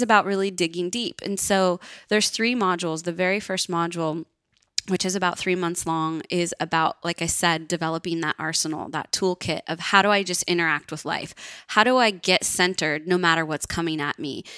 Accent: Northern California, United States; I grew up in Northern California, which is pretty bohemian.

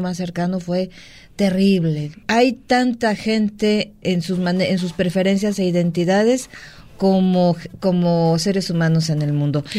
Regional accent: Mexico; todos somos mexicanos

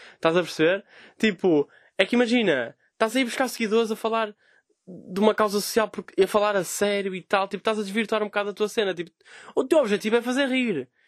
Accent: Vila Nova de Gaia, Norte, Portugal; sou de Gaia, não é? Sou um humorista de Gaia

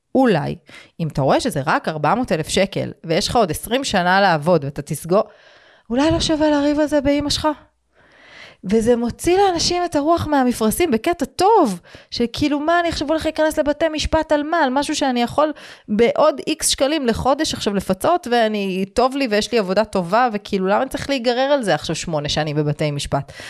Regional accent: Israel

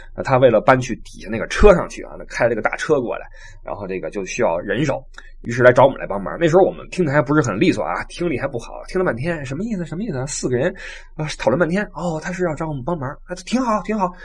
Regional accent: China; moved away; also born or lived in Europe; 我们中国人

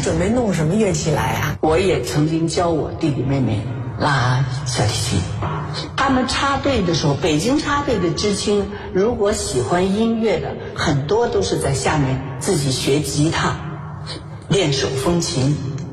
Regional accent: Malan Village, Hebei, China; moved away; 我的故乡，我出生的地方，而且养育我的地方

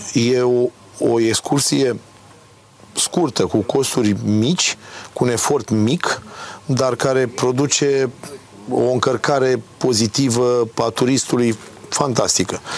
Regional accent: Galați, Galați County, Romania; also born or lived in Chilia Veche / Constanța; M-am născut la Galați, dar am făcut studiile, am făcut școala de marină, liceu și facultate la Constanța

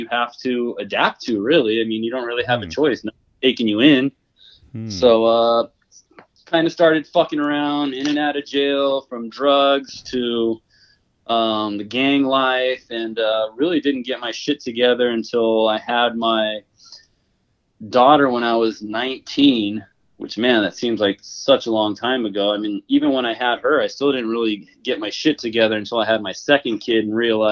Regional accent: California, United States; also born or lived in Oregon; born and raised in Cali

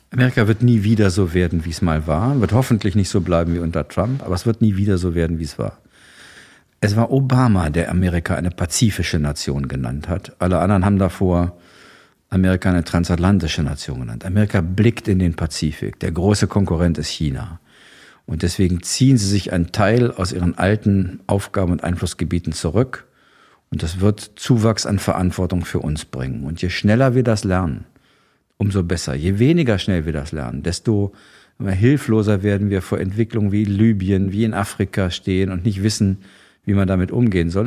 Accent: West Germany, Germany; als Westeuropäer, als Westdeutsche

